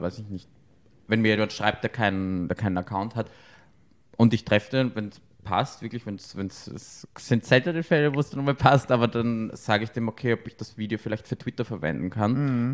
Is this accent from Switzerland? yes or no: no; Austria; now in Berlin, Germany; ich bin aus Österreich